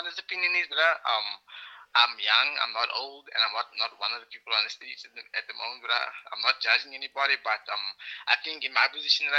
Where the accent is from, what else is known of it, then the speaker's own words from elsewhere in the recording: Cape Town, Western Cape, South Africa; okay? I'm from Musenberg side.